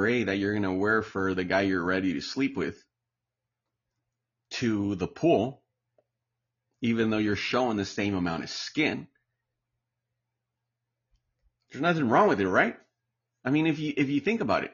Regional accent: United States; now in Palm Springs, United States; I'm Mexican American

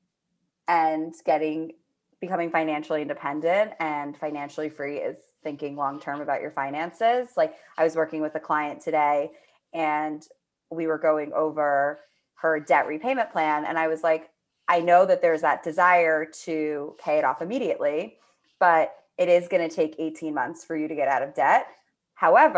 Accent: New York City, New York, United States; growing up in Manhattan

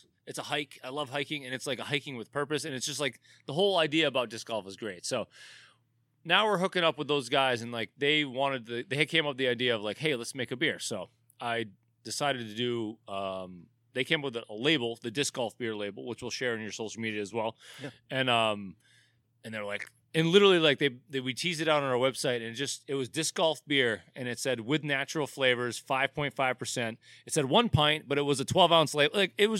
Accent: Dover, New Hampshire, United States; I mean, I grew up in New Hampshire. I lived up there. Like, I was the brewer at Portsmouth Brewery, and I lived in Dover, New Hampshire.

